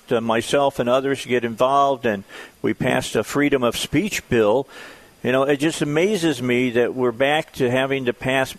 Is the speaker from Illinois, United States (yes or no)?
yes; right outside of Chicago, Illinois, United States; also born or lived in Gary, Indiana; now in Arkansas, United States; I'm a Midwestern. I grew up right outside of Chicago. I was born in Gary, Indiana